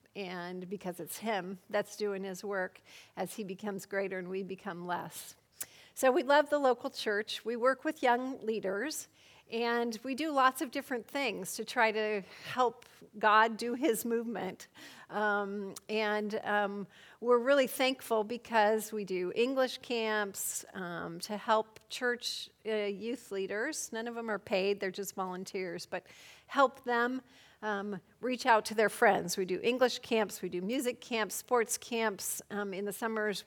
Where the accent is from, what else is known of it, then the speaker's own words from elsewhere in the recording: Colorado, United States; moved away as an adult; now in Poland; I'm from Colorado, a native of Colorado